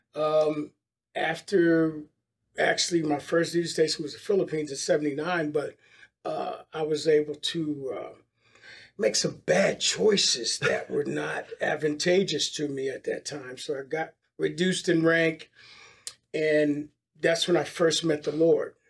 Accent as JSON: {"language": "English", "town": "Philadelphia", "region": "Pennsylvania", "country": "United States", "tie": "born or raised there", "moved": "yes", "lives_now": "Dallas, United States", "said": "I grew up in Philadelphia"}